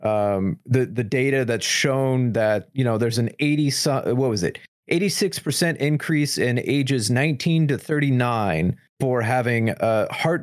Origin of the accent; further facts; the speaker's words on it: United States; being as an American